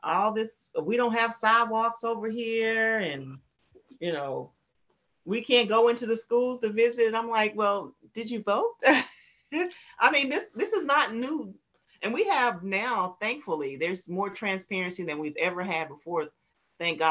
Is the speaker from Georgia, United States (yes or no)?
no; Salemburg, North Carolina, United States; moved away as an adult; now in Clarksville, United States; I was born in a very small town in North Carolina, Sampson County, Salemburg.